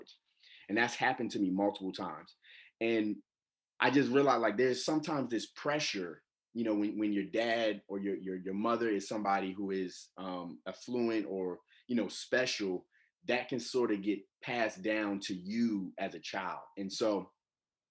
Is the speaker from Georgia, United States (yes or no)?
yes; Atlanta, Georgia, United States; I'm from Atlanta, Georgia